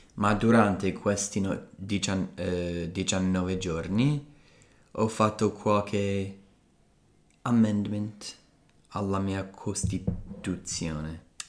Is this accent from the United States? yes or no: yes; Colorado, United States; moved away; sono cresciuto in Colorado